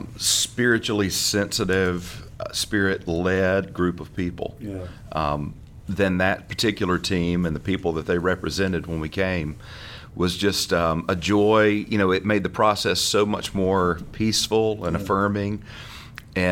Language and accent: English; North Alabama, United States; moved away as an adult; now in Florida, United States; I was born and raised in North Alabama. Pastored there for 9 years prior to coming to Florida.